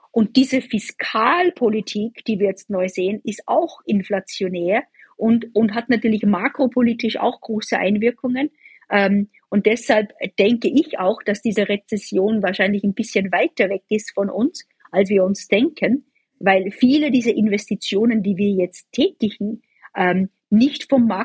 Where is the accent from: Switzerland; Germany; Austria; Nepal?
Austria; Ich komme ursprünglich aus Österreich.